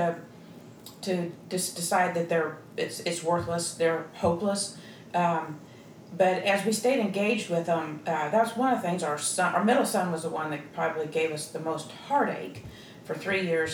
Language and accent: English; Kansas City, Missouri, United States; moved away as an adult; now in Atlanta, United States; I was born and raised in Kansas City